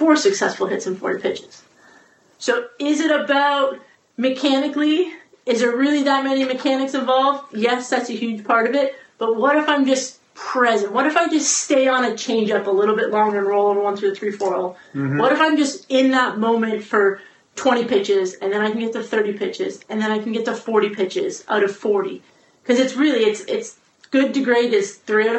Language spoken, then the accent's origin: English; Canada; Stayed in softball my whole life, growing up in Canada